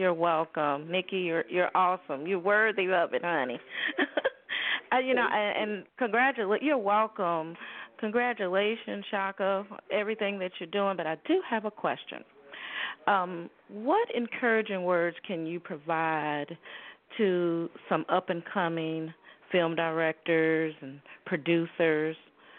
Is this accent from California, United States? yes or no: no; Chicago, Illinois, United States; I'm from Chicago.